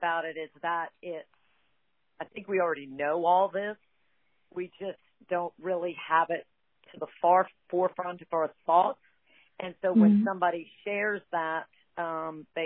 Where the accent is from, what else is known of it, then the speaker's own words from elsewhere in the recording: Lafayette, Louisiana, United States; I am born and raised in Lafayette, Louisiana